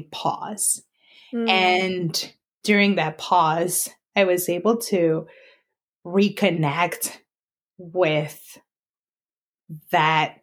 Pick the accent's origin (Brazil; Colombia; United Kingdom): Colombia; now in Allentown, United States; I'm originally from Colombia